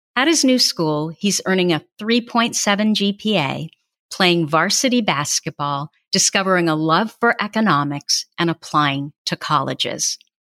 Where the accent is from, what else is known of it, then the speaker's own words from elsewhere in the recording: Burlingame, United States; As a child, they called me the … after my hometown